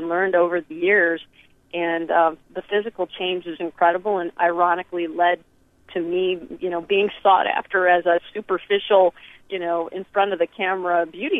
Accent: Michigan, United States; moved away; also born or lived in New York City; I grew up in Michigan eating hydrogenated everything

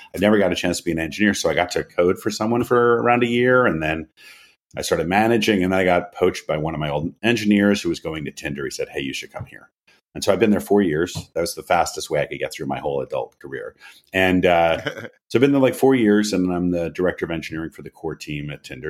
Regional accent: United States; moved away as an adult; also born or lived in Philadelphia / San Francisco / New York; I grew up sailing on the Chesapeake Bay with my dad

